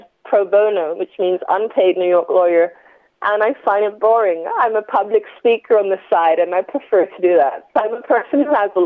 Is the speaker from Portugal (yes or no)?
no; London, United Kingdom; also born or lived in Enfield; Born in London and grew up in Tottenham. My first few years were in Tottenham, North London, and then moved to Enfield